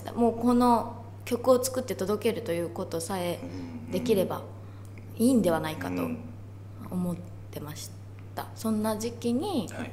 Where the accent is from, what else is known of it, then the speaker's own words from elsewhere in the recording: Kurume, Fukuoka, Japan; moved away; also born or lived in Kansai; 自分の地元の福岡とか久留米